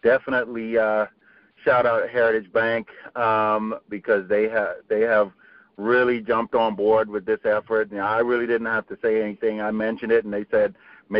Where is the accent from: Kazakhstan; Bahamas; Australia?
Bahamas; also born or lived in Eleuthera / Freeport / Nassau; now in Henry County, United States; I was born and raised in the Bahamas. I was born on Eleuthera Island, and then we moved to Freeport, and then after moving to Freeport, then we moved to Nassau